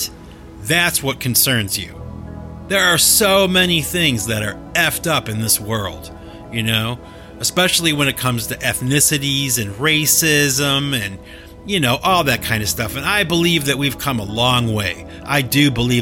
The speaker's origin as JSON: {"language": "English", "country": "United States", "said": "I am an American citizen. I mean, I'm not from another country. I didn't immigrate here from another country or something."}